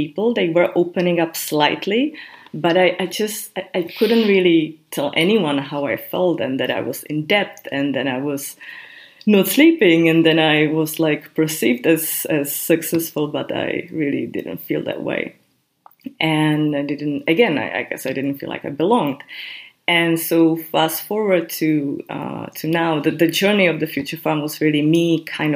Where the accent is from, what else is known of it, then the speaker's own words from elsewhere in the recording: Czechia; also born or lived in Prague; I come from Czech Republic, I live in Prague. And then I think in my country